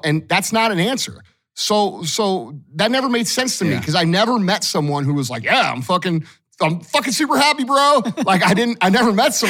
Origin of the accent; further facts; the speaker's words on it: St. Louis, Missouri, United States; I'm from St. Louis, just like all you guys listening probably are.